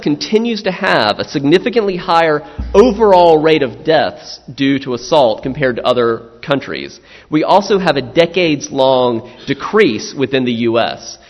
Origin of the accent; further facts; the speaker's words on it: South Carolina, United States; I'm from South Carolina